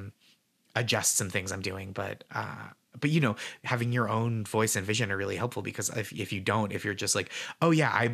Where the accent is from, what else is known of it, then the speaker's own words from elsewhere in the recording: Boston, Massachusetts, United States; moved away as an adult; now in New York City, United States; I'm from here. I moved. I don't live here anymore, but it's so special to be in my hometown